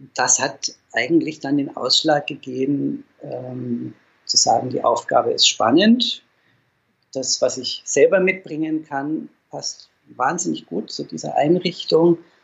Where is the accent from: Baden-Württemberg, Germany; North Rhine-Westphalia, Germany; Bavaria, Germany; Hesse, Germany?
Bavaria, Germany; Dinkelsbühl; now in Fulda, Germany; ich stamme aus Dinkelsbühl, das ist ein kleines Städtchen in Mittelfranken